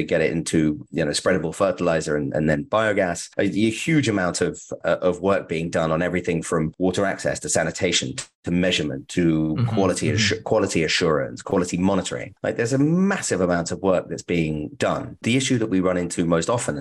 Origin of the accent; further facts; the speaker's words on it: United Kingdom; as a British person